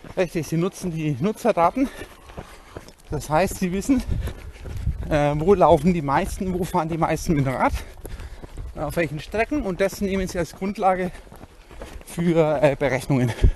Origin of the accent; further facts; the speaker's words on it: Bavaria, Germany; bei uns in Bayern